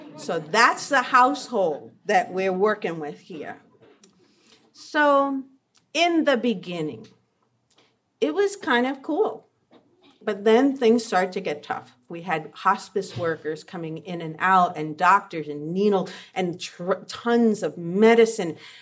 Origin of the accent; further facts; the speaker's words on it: New York, United States; I was growing up in New York in the seventies